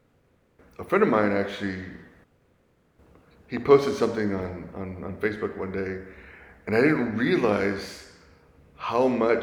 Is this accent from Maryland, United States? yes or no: no; Sugar Land, Texas, United States; moved away as an adult; now in San Antonio, United States; Went to Kempner High School. My husband used to coach at Kempner High School